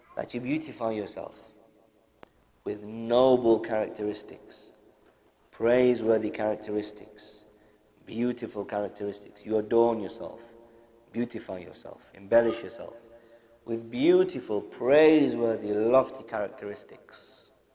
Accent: United Kingdom; being born and raised in the UK and school and college and all that type of stuff

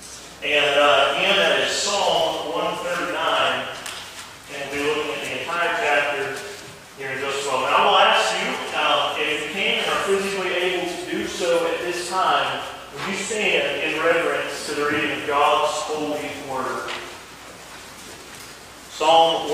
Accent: Todd, North Carolina, United States; we're from Ashe County here, grew up over in Todd

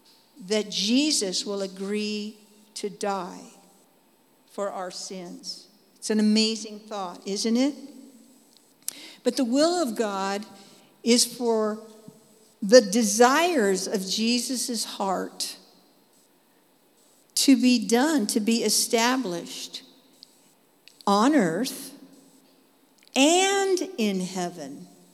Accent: Dallas, Texas, United States; Anyway, so that's who I am. I'm from Dallas. And I just hang out there, okay?

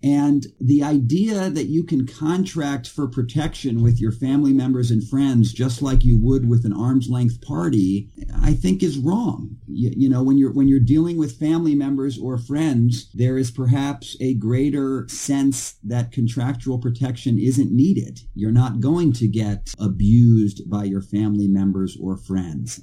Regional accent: Texas, United States; my home state, which is Texas

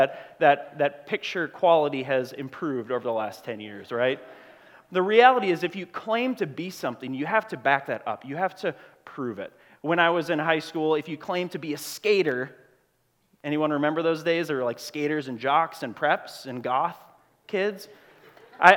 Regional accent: Grand Marais, Minnesota, United States; I grew up in Grand Marais, Minnesota, right at the edge of the Boundary Waters

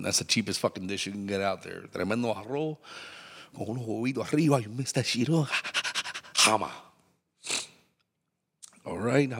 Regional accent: Miami, Florida, United States; I was raised right there on the Little Havana side.

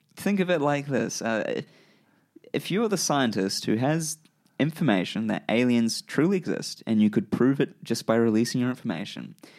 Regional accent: Christchurch, Canterbury, New Zealand; I grew up in Christchurch, New Zealand

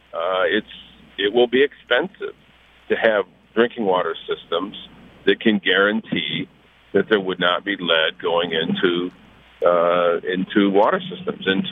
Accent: Flint, Michigan, United States; Flint's my hometown

